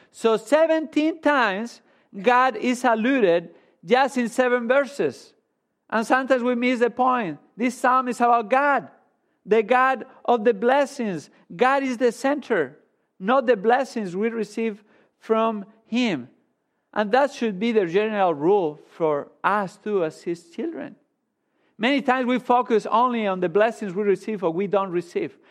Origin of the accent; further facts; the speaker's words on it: Spain; moved away as an adult; I grew up in Spain